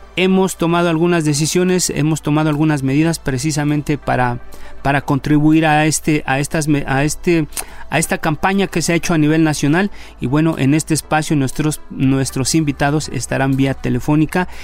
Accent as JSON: {"language": "Spanish", "country": "Mexico", "said": "como somos los mexicanos"}